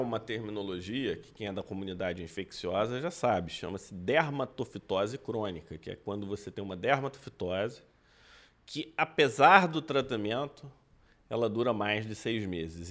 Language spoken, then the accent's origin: Portuguese; Brazil; eu, que sou médico brasileiro